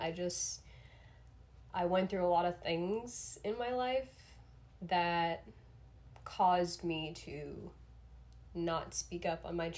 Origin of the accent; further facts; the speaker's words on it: South Florida, United States; I grew up in South Florida. I'm still based in South Florida currently